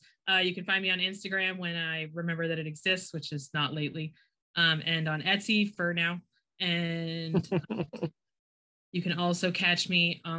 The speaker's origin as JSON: {"language": "English", "country": "United States", "said": "I'm still American."}